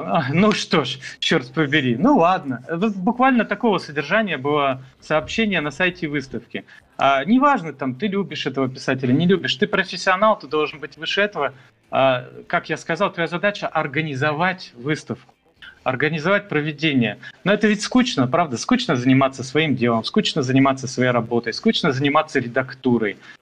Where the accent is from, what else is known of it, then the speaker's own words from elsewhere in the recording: Moldova; now in Canada; я из Молдавии